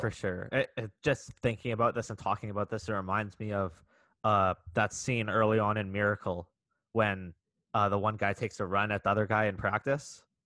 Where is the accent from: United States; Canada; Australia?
Canada; I'm Canadian